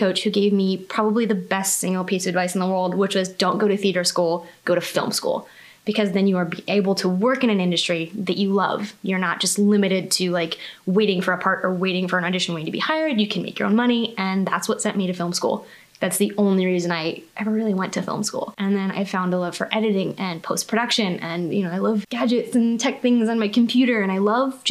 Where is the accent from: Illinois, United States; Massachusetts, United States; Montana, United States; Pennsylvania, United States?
Pennsylvania, United States; Pittsburgh; also born or lived in Toronto; I'm from the South Hills originally